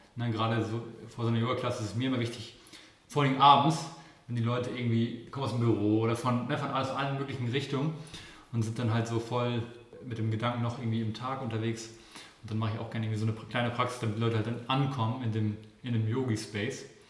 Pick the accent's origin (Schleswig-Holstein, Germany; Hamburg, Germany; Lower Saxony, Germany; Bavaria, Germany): Schleswig-Holstein, Germany; Kiel; ich komme ja aus Kiel